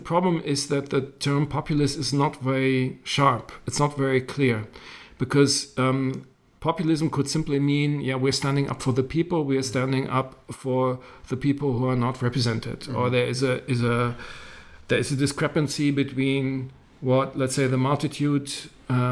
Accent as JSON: {"language": "English", "region": "Berlin", "country": "Germany", "tie": "born or raised there", "said": "I grew up in West Berlin."}